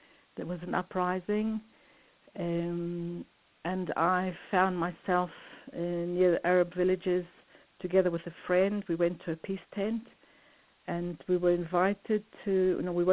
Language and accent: English; South Africa; moved away; I grew up in South Africa in the separation and in the terrible pain of living the separation